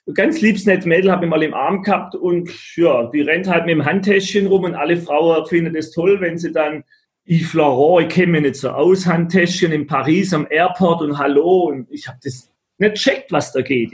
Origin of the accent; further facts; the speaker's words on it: Black Forest, Baden-Württemberg, Germany; aus dem Schwarzwald, wo ich herkomme